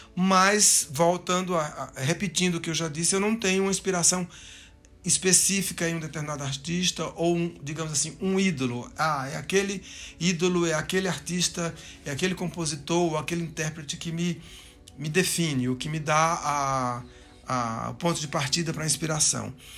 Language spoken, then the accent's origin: Portuguese; Juazeiro do Norte, Ceará, Brazil; also born or lived in Recife; now in São Paulo, Brazil; eu sou cearense, eu nasci em Juazeiro do Norte, lá no sul do Ceará, uma cidade de grande efervescência cultural, musical, é, e eu cresci no meio daquela daquela efervescência